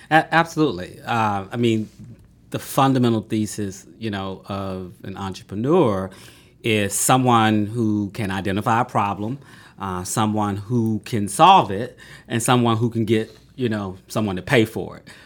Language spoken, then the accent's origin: English; Atlanta, Georgia, United States; I grew up in Southwest Atlanta